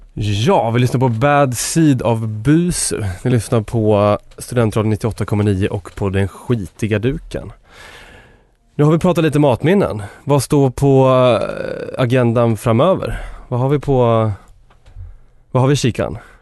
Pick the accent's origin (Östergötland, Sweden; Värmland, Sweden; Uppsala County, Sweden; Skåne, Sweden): Uppsala County, Sweden; Enköping; min eh, uppväxt och där jag kommer från. Jag kommer från Enköping.